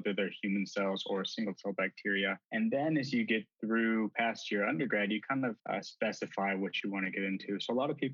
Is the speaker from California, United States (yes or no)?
no; Albuquerque, New Mexico, United States; I was born and raised in Albuquerque, New Mexico